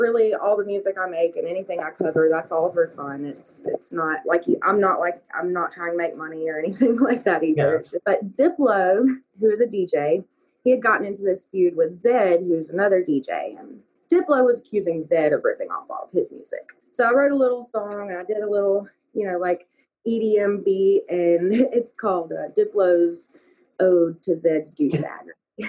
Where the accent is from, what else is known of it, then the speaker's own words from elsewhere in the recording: Arab, Alabama, United States; And I have good memories of Arab and stuff, too. Don't get me wrong. Like, that's listed as my hometown on Facebook, but home is the other LA, as John Freeman used to call it.